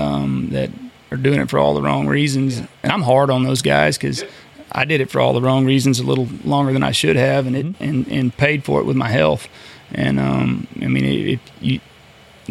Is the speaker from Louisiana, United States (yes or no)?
no; Alvin, Texas, United States; I grew up down in kind of Southeast Texas, Alvin, Santa Fe area down there